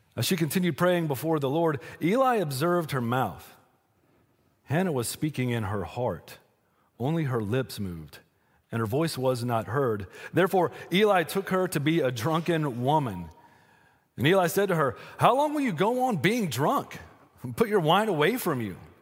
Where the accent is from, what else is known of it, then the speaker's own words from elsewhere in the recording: Western North Carolina, United States; I'm from Western North Carolina